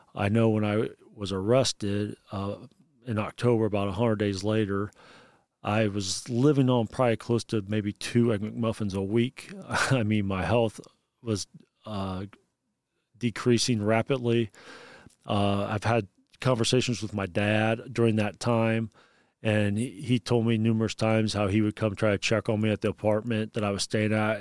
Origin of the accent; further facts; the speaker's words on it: Bluffton, Indiana, United States; I am from Bluffton, Indiana. It's in Wells County, about thirty miles south of Fort Wayne, Indiana